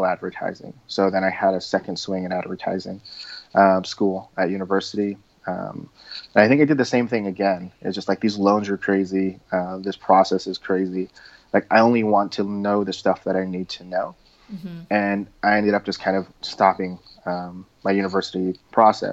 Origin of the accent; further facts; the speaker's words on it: Southern California, United States; I grew up in Southern California